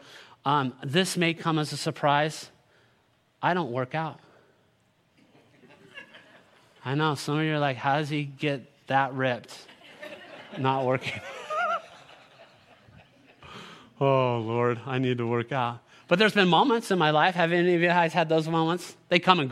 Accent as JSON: {"language": "English", "region": "California", "country": "United States", "tie": "born or raised there", "said": "I'm born and raised in California"}